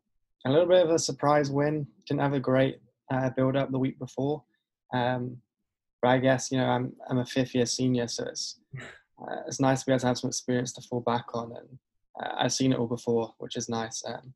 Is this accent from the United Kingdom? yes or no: yes; England, United Kingdom; now in United States; So growing up in England, I guess, like most kids in England, I wanted to play football, or soccer, as you guys call it over here.